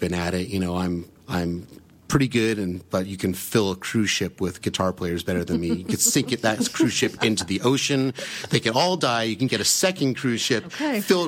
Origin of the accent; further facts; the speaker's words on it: Sacramento, California, United States; I grew up in Sacramento